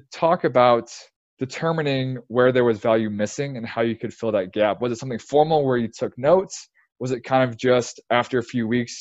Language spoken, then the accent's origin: English; Illinois, United States; now in Texas, United States; I'm from Illinois